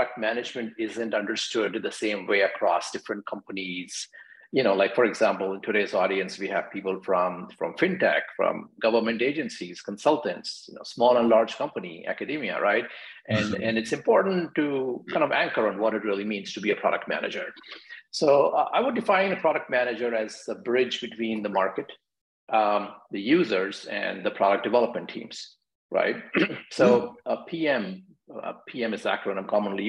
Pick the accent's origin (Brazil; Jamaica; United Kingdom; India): India; New Delhi, Delhi; moved away as an adult; also born or lived in Virginia, United States / Seattle, United States / San Francisco Bay Area, United States; now in Washington, D.C., United States; I grew up in India, New Delhi, and I migrated to the US in early 2000s to go to grad school at Virginia Tech.